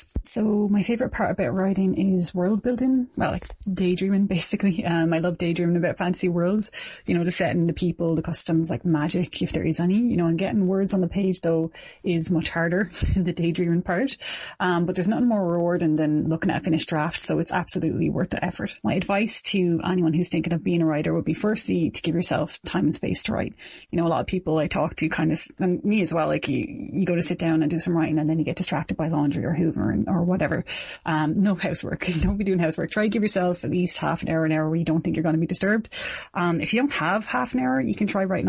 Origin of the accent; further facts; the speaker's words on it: Dublin, Leinster, Ireland; moved away as an adult; also born or lived in South Kilkenny; now in Kilkenny, Ireland; I'm from Dublin originally, but I've been living in South Kilkenny for 7 years now.